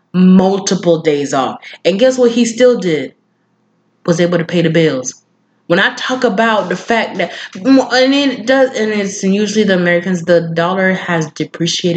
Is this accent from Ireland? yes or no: no; Kenya; now in United States; I am from Kenya